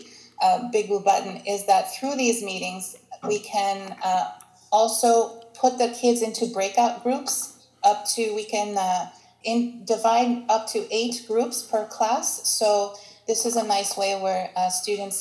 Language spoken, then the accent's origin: English; Baltimore, Maryland, United States; moved away as an adult; now in Greece; I am a Greek American, and I've been in Greece for 12 years now, living here. And I'm originally from Baltimore, Maryland